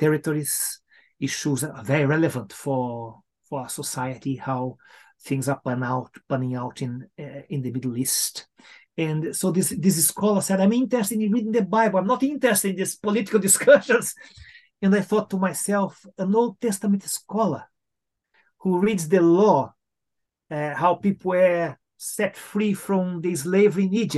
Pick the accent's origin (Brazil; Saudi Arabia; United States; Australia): Brazil; moved away as an adult; now in United Kingdom; I come from Latin America, as you said, from Brazil